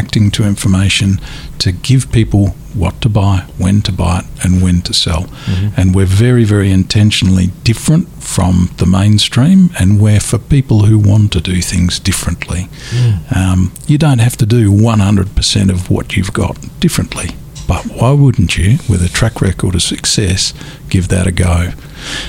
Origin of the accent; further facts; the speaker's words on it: Adelaide, South Australia, Australia; When I was a youngster growing up in Adelaide